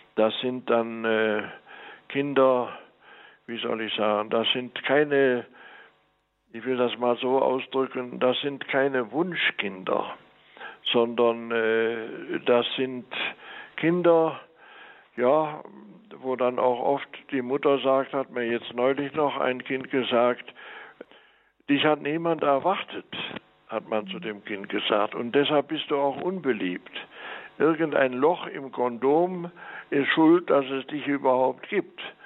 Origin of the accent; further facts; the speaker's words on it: Mönchengladbach, North Rhine-Westphalia, Germany; moved away as an adult; now in La Paz, Bolivia; Auf dem Böckelberg in Mönchengladbach bin ich groß geworden und äh, das ist also meine Heimat